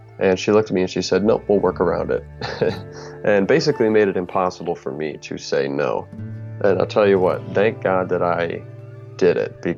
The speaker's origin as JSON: {"language": "English", "region": "Michigan", "country": "United States", "said": "I'm an actor from Michigan. I'm calling from the Lansing area"}